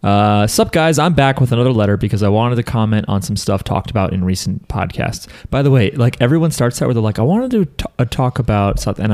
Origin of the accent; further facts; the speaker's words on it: New Jersey, United States; We're from New Jersey.